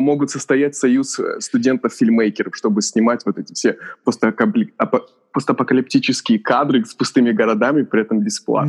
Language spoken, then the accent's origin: Russian; Kazakhstan; moved away; Я же из Казахстана сам, и у меня много там одноклассников